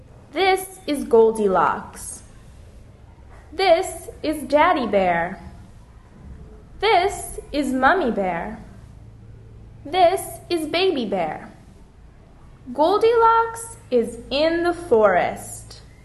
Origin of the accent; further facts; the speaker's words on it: Florida, United States; I come from Florida in the United States.